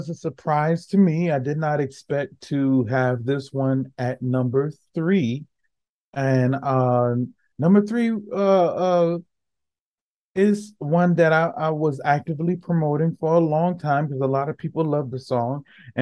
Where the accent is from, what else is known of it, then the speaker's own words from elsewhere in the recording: Gainesville, Florida, United States; I grew up mostly in Gainesville, Florida